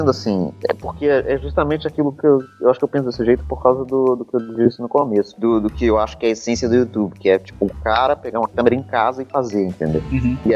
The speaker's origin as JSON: {"language": "Portuguese", "town": "Belo Horizonte", "region": "Minas Gerais", "country": "Brazil", "said": "eu sou, eu sou de, de Minas, de BH"}